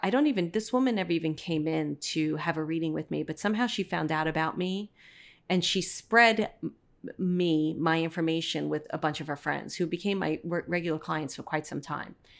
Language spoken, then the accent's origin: English; New York City, New York, United States; the typical guy that I grew up with in Brooklyn